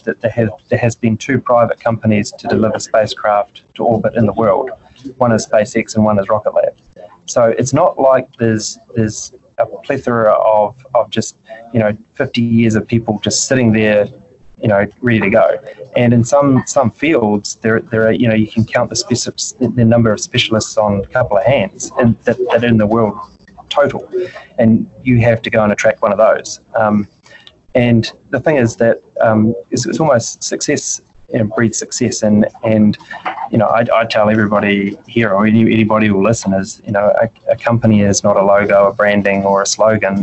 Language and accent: English; New Zealand; as a New Zealander